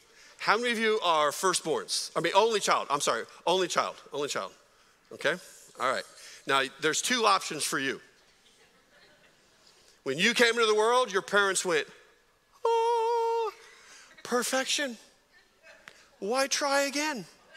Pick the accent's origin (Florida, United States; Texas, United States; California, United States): California, United States; San Jose; I grew up in San Jose, California